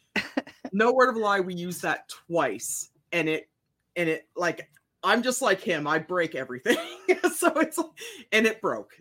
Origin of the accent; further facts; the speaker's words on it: Ontario, Canada; moved away; I grew up in Ontario